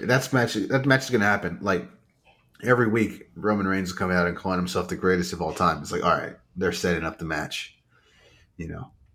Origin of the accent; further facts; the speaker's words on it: Rio Grande Valley, Texas, United States; I'm from the Rio Grande Valley